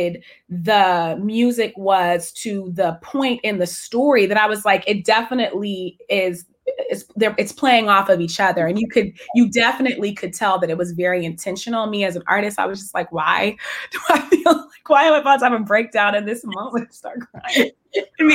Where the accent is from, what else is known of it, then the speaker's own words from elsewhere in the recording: San Francisco Bay Area, California, United States; I grew up in the San Francisco Bay Area